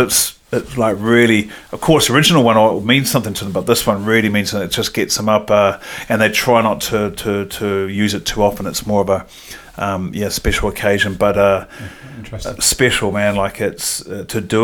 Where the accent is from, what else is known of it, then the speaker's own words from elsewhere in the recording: Palmerston North, Manawatū-Whanganui, New Zealand; moved away as an adult; So I grew up in the bottom of the North Island, a place called Palmerston North, or just out of Palmerston North. And I was born in Palmerston North